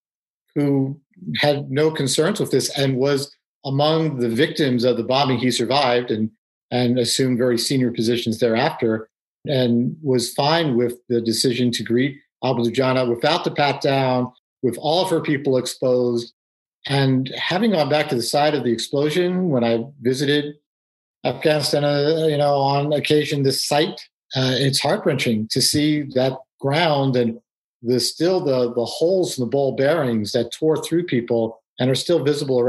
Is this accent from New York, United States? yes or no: yes; New York City, New York, United States; So I grew up in New York City, and I'm Jewish, but, rather secular